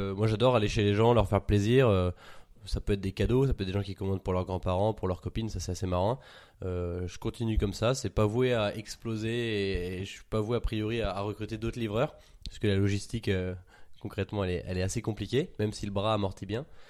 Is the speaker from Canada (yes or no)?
no; Paris, Île-de-France, France; j'ai 24 ans, je suis parisien